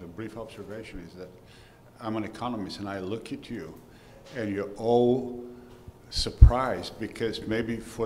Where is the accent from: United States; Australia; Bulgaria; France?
Bulgaria; moved away; I'm originally from Bulgaria